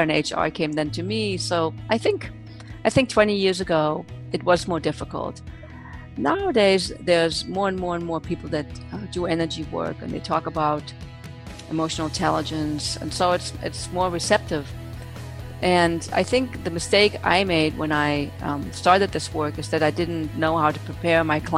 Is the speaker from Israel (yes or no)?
no; Germany; moved away; I was born and raised in Germany